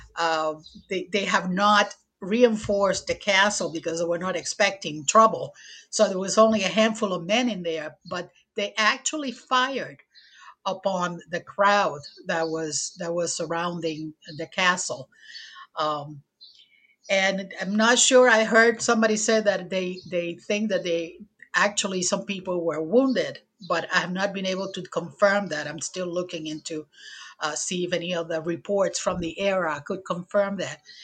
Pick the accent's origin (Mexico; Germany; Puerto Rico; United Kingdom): Puerto Rico; English is a second language; moved away as an adult; also born or lived in Chicago, Illinois; now in Portsmouth, United States; I was born and raised in Puerto Rico